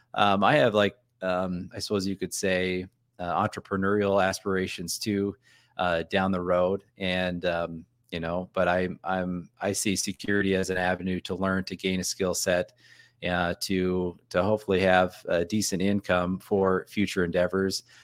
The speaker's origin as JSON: {"language": "English", "region": "North Dakota", "country": "United States", "moved": "yes", "said": "I'm from North Dakota, and I said I was a, a youth pastor in South Dakota as well"}